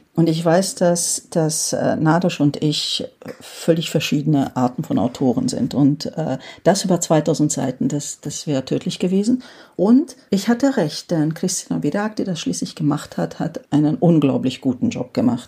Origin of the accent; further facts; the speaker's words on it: Rákos, Győr-Moson-Sopron, Hungary; also ich komme ja aus Rakusch, das liegt direkt an der österreichischen Grenze